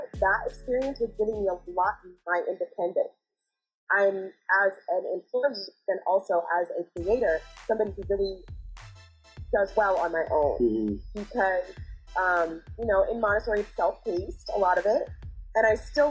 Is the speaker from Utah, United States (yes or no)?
no; Cardiff-by-the-Sea, California, United States; also born or lived in Texas; we moved from Texas to California, and I was in a mostly white environment in Cardiff by the Sea, California, in a little suburb with a bunch of white kids